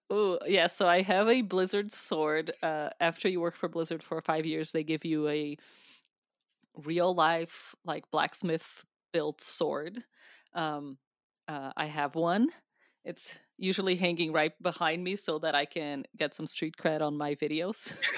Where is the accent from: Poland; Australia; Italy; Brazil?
Brazil; now in United States; I'm from Brazil. Uh, I am a U S citizen, but I was born in Brazil.